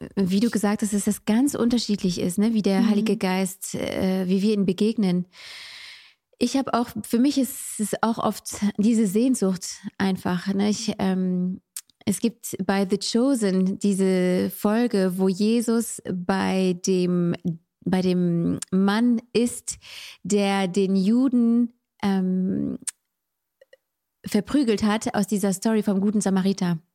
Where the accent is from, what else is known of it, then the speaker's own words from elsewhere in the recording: France; moved away; Ich bin in Frankreich aufgewachsen